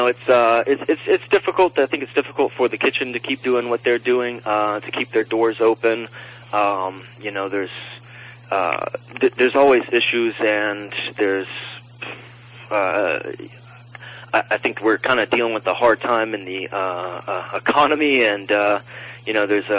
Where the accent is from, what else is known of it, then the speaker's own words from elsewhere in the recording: Nashville, Tennessee, United States; now in Los Angeles, United States; my hometown, Nashville